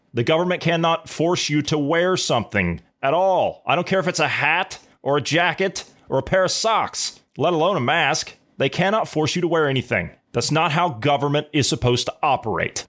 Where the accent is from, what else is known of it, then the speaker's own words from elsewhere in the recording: Ohio, United States; I'm from Ohio